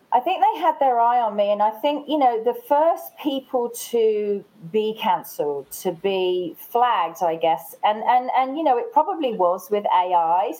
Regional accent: England, United Kingdom; now in Australia; I am English.

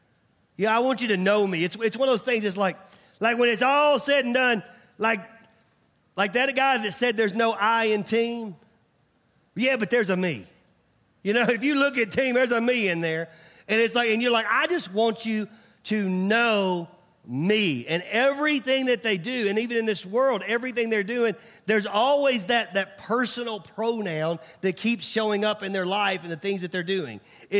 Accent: Mount Juliet, Tennessee, United States; I remember growing up, I grew up in Nashville. And it was funny when people would find out I was from Nashville, they always asked me the same question.

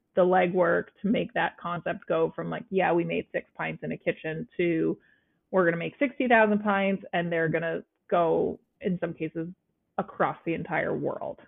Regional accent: Vermont, United States; being a teenager in Vermont

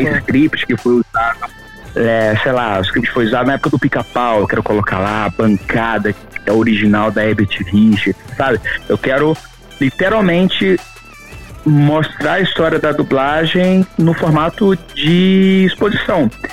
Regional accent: Araguaína, Tocantins, Brazil; moved away as an adult; eu sou do do norte do Tocantins, né? Eu sou de Araguaína, Tocantins

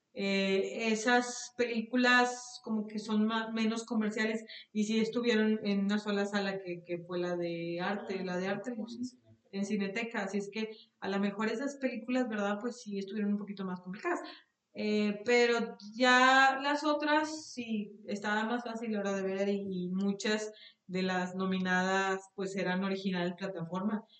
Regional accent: Mexico; nosotros como mexicanos

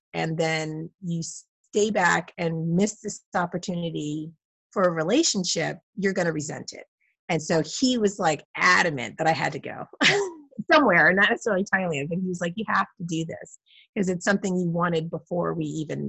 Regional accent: Miami, Florida, United States; And growing up in Miami, you got taught Spanish from kindergarten.

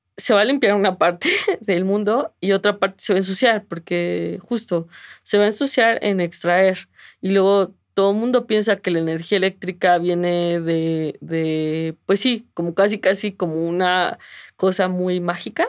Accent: Mexico City, Mexico; mi pueblo es la Ciudad de México

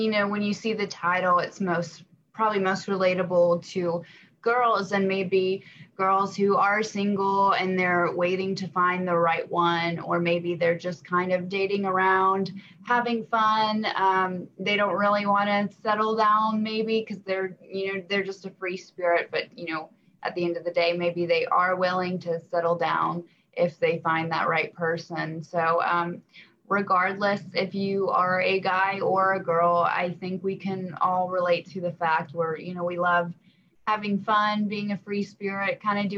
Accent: Knoxville, Tennessee, United States; also born or lived in Alabama; I was raised in Knoxville, but I was born in Alabama

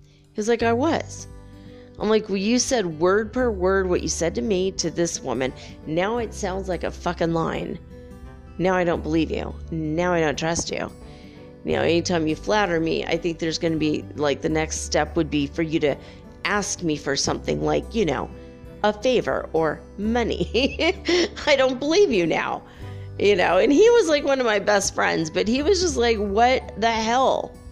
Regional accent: United States; I'm an American

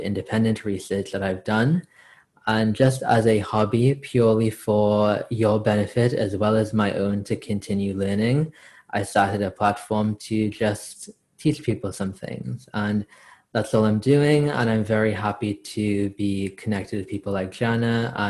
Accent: South Florida, United States; also born or lived in Trinidad; I was born in Trinidad. I am of Indian descent. I moved to Florida in the United States when I was 4 years old. Oh, actually, 3.5

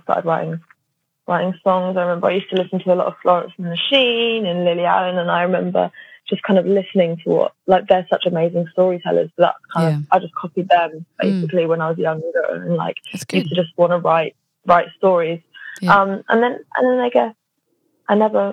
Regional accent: London, United Kingdom; I am from North London

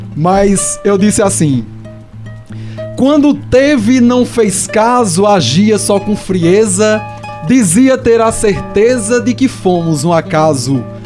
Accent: Brazil; Eu vivi minha vida toda lá no Salgado

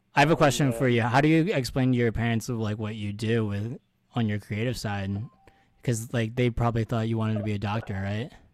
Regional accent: Philadelphia, Pennsylvania, United States; Philly boy over here

